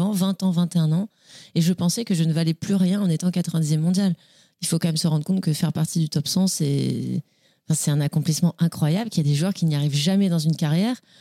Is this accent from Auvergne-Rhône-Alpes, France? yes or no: no; Nice, Provence-Alpes-Côte d'Azur, France; also born or lived in Le Cannet; je suis née à Nice, j'ai grandi à Nice